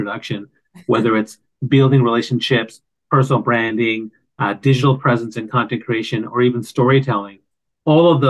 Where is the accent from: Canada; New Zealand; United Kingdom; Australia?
Canada; East Coast of Canada; I grew up on the East Coast of Canada